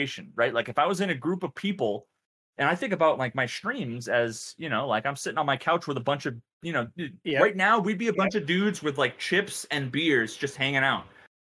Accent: New England, United States; I'm from New England

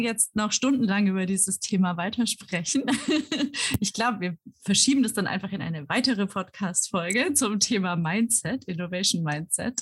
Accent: Germany; moved away; wie deutsch bin ich eigentlich

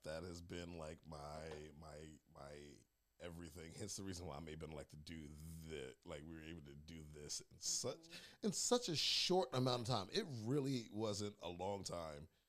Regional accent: New York City, New York, United States; moved away as an adult; now in Atlanta, United States; I was born and raised in Brooklyn, New York. Moved down here to Atlanta

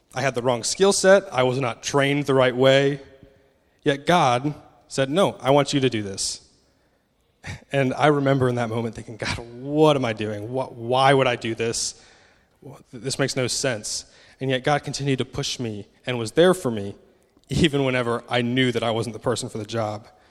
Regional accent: United States; moved away; I'm obviously American, so hopefully the accent isn't too difficult to understand.

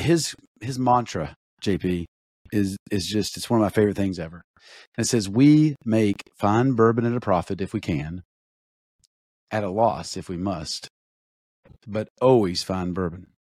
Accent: Eastern Kentucky, United States; growing up in Eastern Kentucky

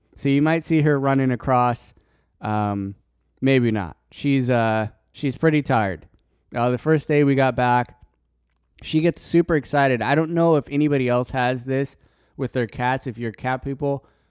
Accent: Colorado, United States; I'm from Colorado

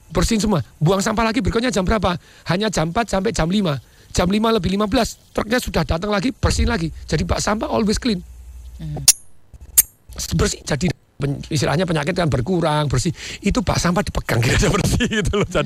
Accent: Surakarta, Central Java, Indonesia; Karena saya asalnya Solo dan Solo itu bersih sekali zaman dipegang Pak Hartomo.

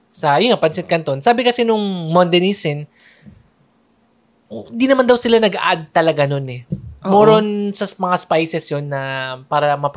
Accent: Manila, Metro Manila, Philippines; also born or lived in Cavite; dati, taga Manila kami, and now lumipat na sa Cavite.

